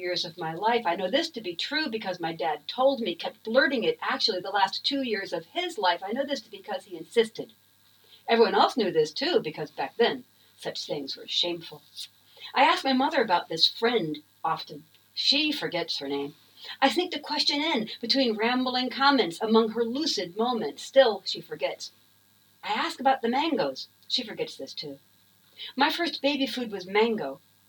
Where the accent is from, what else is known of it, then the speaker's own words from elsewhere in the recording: Florida, United States; I'm from Florida.